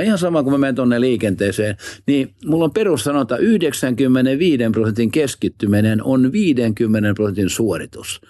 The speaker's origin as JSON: {"language": "Finnish", "region": "Southwest Finland", "country": "Finland", "said": "kaunis Varsinais-Suomi, joka on mun juuret"}